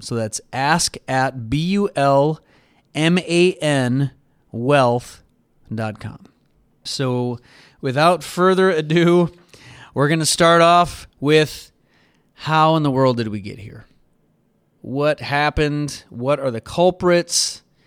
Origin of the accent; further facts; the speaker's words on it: United States; as an American